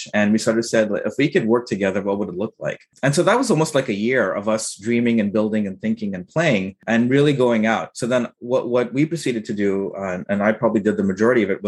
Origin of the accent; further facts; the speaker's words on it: United States; also born or lived in Trinidad and Tobago; I came to the United States as a child, sort of grew up in the United States.